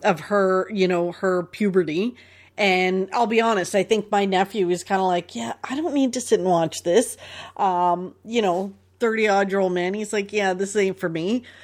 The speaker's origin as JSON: {"language": "English", "town": "Toronto", "region": "Ontario", "country": "Canada", "tie": "born or raised there", "said": "growing up in Toronto"}